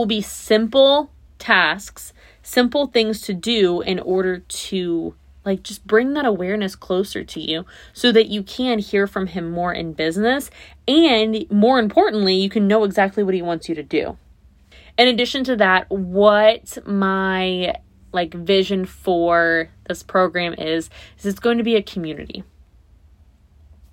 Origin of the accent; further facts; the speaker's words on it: Naples, Florida, United States; my hometown, where I live now